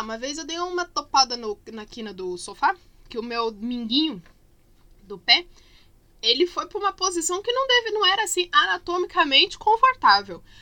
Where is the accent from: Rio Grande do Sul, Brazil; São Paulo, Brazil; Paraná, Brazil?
Paraná, Brazil; Curitiba; quando eu era criança pequena, lá em Barbacena, na verdade aqui em Curitiba mesmo, uh, a gente morava no mesmo terreno que meus avós